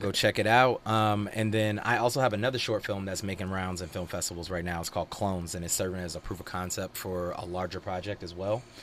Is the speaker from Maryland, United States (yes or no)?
no; Georgia, United States; also born or lived in Virginia; now in Los Angeles, United States; I moved here from Virginia, originally Georgia